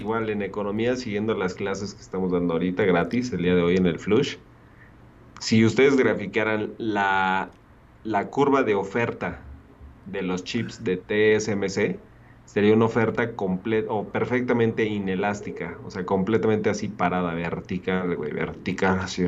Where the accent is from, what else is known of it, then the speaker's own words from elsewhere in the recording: Mexico City, Mexico; nosotros que somos de la alcaldía este, Benito Juárez